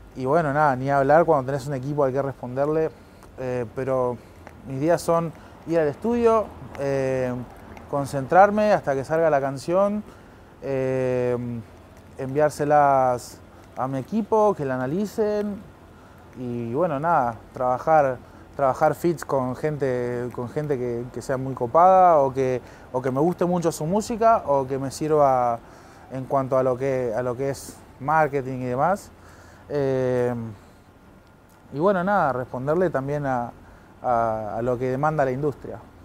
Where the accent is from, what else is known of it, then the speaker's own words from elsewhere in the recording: Merlo, Buenos Aires Province, Argentina; nací en Pontevedra, Merlo, zona oeste de Gran Buenos Aires